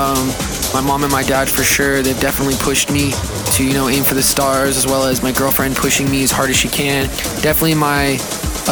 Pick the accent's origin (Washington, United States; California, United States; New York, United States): California, United States; San Diego; moved away as an adult; now in Phoenix, United States; Right now, I'm currently living in Phoenix, Arizona, but I'm born and raised in San Diego, California